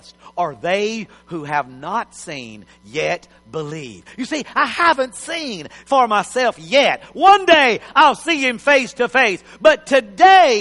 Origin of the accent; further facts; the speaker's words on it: Texas, United States; I'm a Texan, but I'm a foreigner.